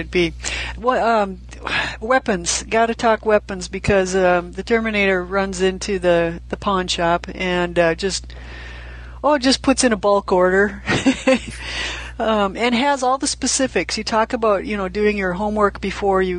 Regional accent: United States; I'm an American

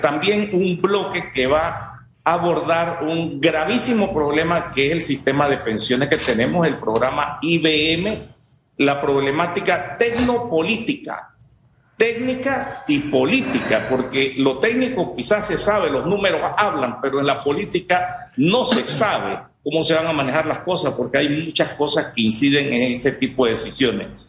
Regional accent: Panama; nosotros como panameños

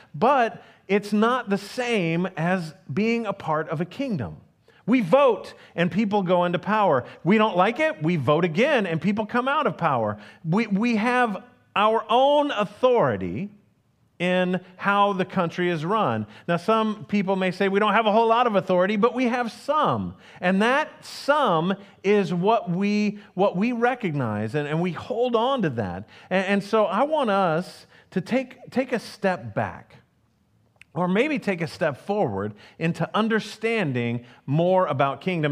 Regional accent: United States; as an American

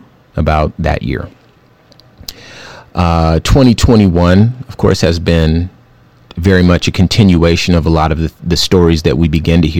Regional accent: Los Angeles, California, United States; I'm from Los Angeles, and those were the sorts of people I would interact with, Chinese and Korean folks. When I was growing up, everybody, there's all types of Asian folks in California, but those are the folks I remember.

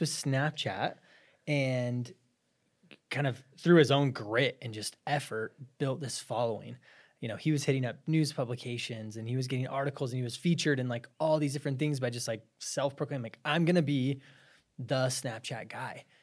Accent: Show Low, Arizona, United States; I was from Arizona. I'm from this little town called Sholo

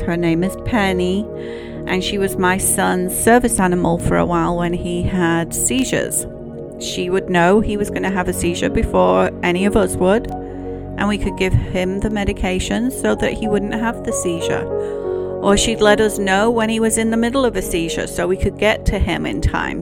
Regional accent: United Kingdom; as a Brit

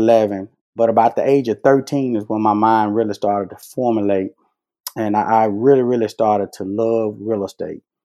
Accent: Vicksburg, Mississippi, United States; now in Southaven, United States; when I grew up in Vicksburg, I started cutting hair at 11 years old

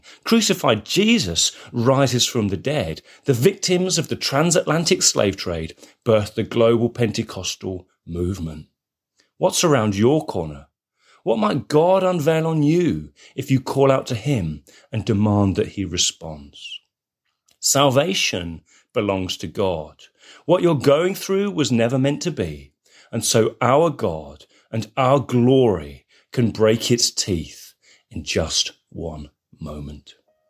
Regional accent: England, United Kingdom; As an Englishman

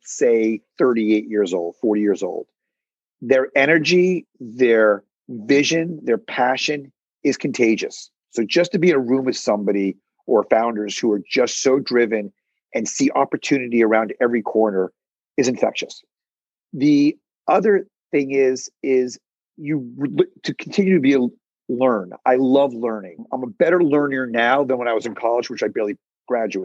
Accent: Boston, Massachusetts, United States; moved away as an adult; also born or lived in New Orleans; now in New York, United States; I was born and raised in Boston, Massachusetts.

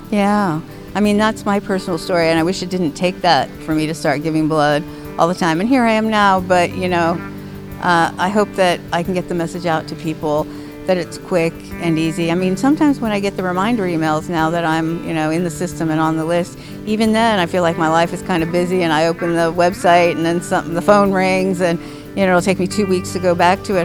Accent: Miami, Florida, United States; now in Seattle, United States; growing up in Miami

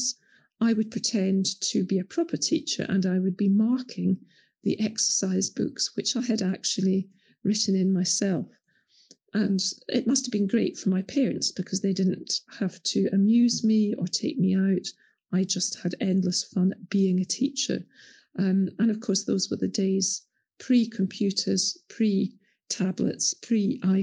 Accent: Scotland, United Kingdom; In growing up in Scotland in the 1960s and 70s

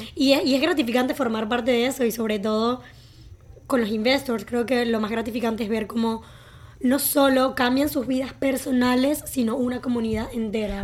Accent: Venezuela; now in Canada; yo siendo venezolana, que también emigré

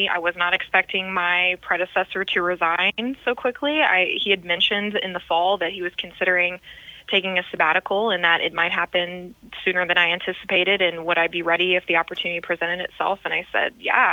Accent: Sugar Land, Texas, United States; moved away; I am from Sugar Land, Texas

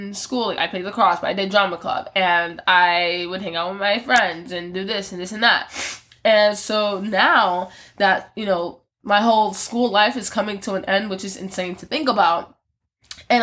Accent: Philadelphia, Pennsylvania, United States; I'm from Philly

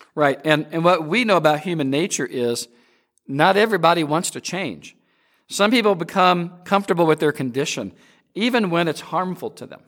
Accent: Peoria, Illinois, United States; Growing up in Peoria, Illinois

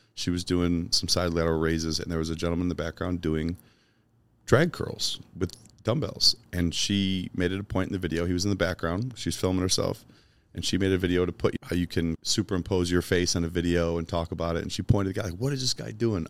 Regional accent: Chicago, Illinois, United States; moved away; I grew up in Chicago.

